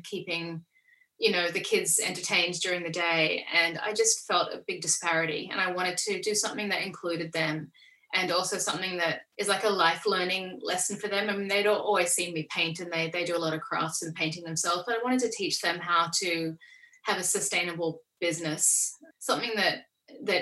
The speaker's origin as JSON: {"language": "English", "country": "Australia", "also_born_or_lived": "Coffs Harbour, New South Wales", "said": "I'm Australian."}